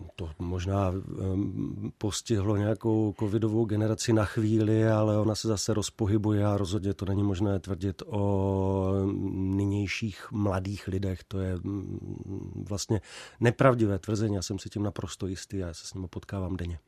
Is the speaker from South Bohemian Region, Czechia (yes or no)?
no; near Uherské Hradiště, Zlín Region, Czechia; also born or lived in Olomouc; pocházím eh, kousek od Uherského hradiště